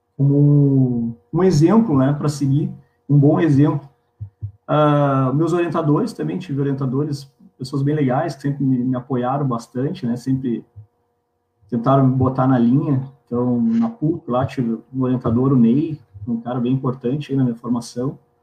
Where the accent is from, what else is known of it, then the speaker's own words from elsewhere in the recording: Pelotas, Rio Grande do Sul, Brazil; eu sou nascido em Pelotas, pelotense